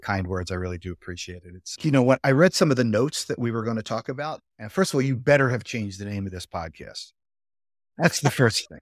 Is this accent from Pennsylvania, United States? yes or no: yes; Philadelphia, Pennsylvania, United States; I was about as Northeast Philly as you could get. So I grew up in the Northeast in a row house